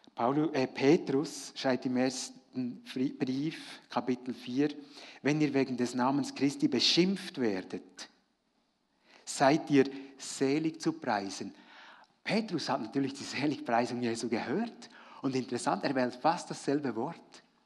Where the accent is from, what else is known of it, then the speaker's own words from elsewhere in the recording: Frutigen, Bern, Switzerland; Ich habe ja als Kind in Fruttingen, da war ich eben noch, noch jung